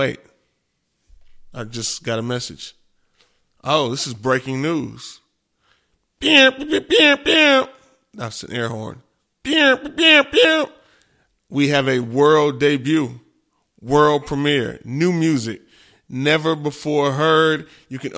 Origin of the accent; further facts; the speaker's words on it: Houston, Texas, United States; now in Austin, United States; I'm from Houston, Texas